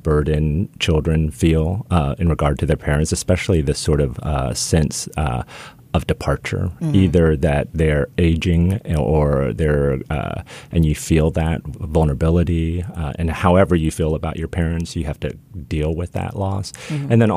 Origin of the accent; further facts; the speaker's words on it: Midwest, United States; I grew up in the Midwest